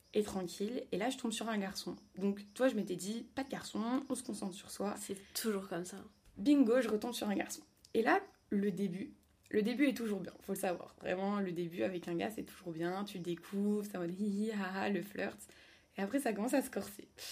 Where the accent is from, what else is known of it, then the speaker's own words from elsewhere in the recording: Paris, Île-de-France, France; moved away as an adult; also born or lived in Lille; je suis revenue à Paris pour mon stage, mais de base, je suis parisienne